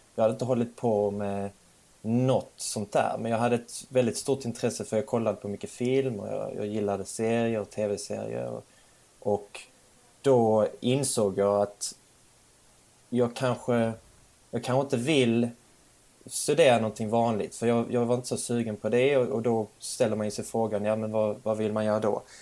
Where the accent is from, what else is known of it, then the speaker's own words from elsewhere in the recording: Sweden; also born or lived in Bjärred; jag var svensk